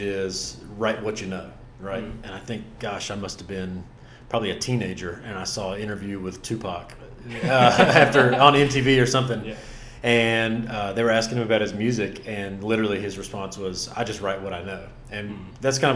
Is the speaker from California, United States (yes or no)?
no; Rutherford County, Western North Carolina, United States; also born or lived in Asheville, North Carolina; now in Caswell County, North Carolina, United States; I was born and raised in Western North Carolina, somewhat outside of Asheville. I grew up in Rutherford County